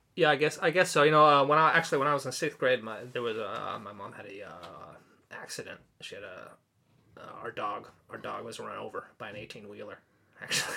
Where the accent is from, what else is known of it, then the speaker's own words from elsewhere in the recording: Orange County, California, United States; moved away as an adult; now in Tokyo, Japan; I'm from Orange County, California